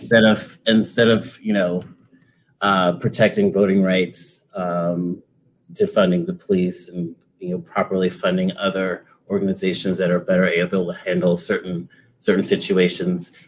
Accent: Charleston, South Carolina, United States; from Charleston, South Carolina

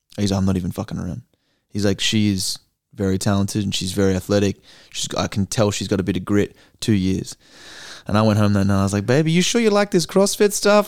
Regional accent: Australia; I'm an Aussie

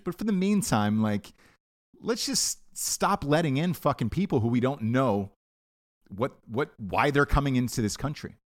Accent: United States; us as Americans

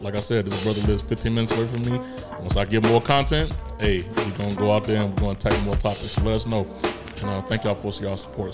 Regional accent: Chicago, Illinois, United States; moved away; I'm a kid from Chicago

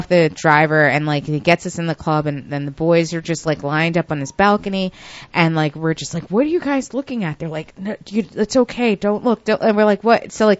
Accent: Westchester, New York, United States; I've been rolling in the city since I was a teenager because, like, I'm from Westchester

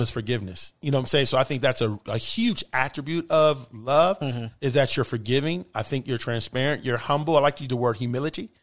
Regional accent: Bay Area, California, United States; moved away as an adult; also born or lived in Los Angeles; now in South Florida, United States; born and raised in the Bay Area

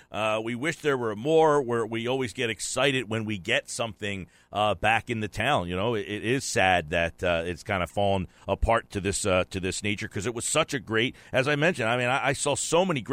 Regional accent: Atlantic City, New Jersey, United States; since I am from Atlantic City

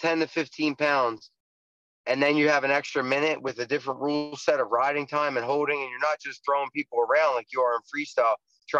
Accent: Baltimore, Maryland, United States; I'm from East Baltimore, Northeast Baltimore

